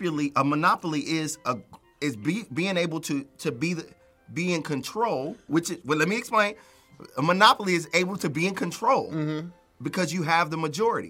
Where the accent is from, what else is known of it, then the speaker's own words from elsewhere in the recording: Chicago, Illinois, United States; I'm from Chicago. I went to public school.